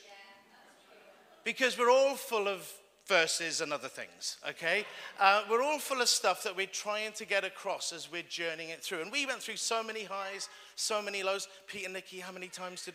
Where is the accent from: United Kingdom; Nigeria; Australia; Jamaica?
United Kingdom; Wales; I'm Welsh